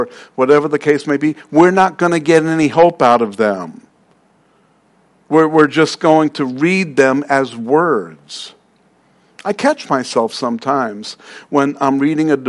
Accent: New York City, New York, United States; I'm from Queens

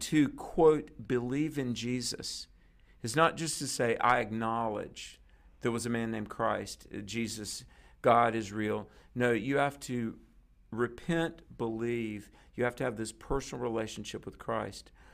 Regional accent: North Carolina, United States; my home state is North Carolina

